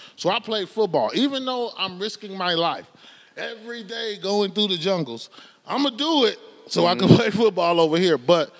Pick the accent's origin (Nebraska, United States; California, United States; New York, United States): California, United States; Los Angeles; I'm from Slauson area, you know, from the 60s